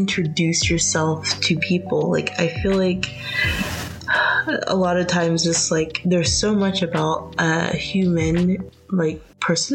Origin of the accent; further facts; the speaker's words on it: United States; also born or lived in United Kingdom; I'm American